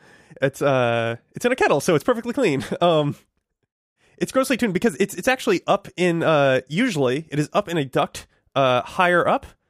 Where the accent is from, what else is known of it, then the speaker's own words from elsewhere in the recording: Connecticut, United States; moved away; where I grew up in Connecticut